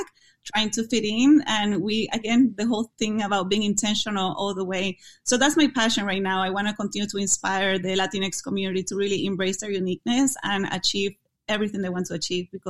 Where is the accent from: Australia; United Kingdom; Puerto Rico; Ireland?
Puerto Rico; English is a second language; moved away as an adult; now in United States; my college in Puerto Rico was in my hometown